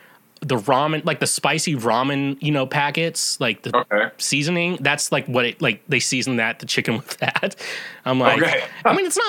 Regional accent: Kansas, United States; moved away; also born or lived in Missouri; I lived in Kansas a good chunk and then I went to college and high school in Missouri.

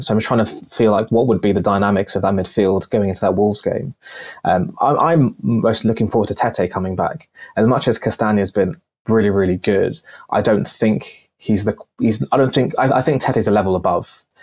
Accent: Pakistan; now in United Kingdom; I'm originally from Pakistan

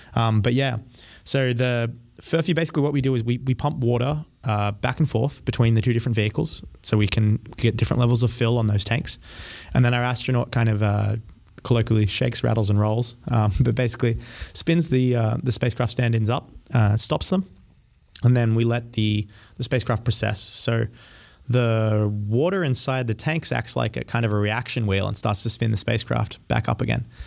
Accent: Australia; also born or lived in France / Colorado; now in United States; I grew up in Australia

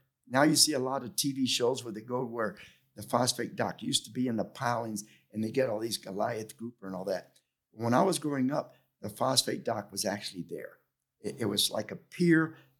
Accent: Tampa, Florida, United States; also born or lived in Cuba; Well, I was born in Cuba, but I came over when I was a year old, and I grew up in Ybor City. And in my household, I was not allowed to speak English

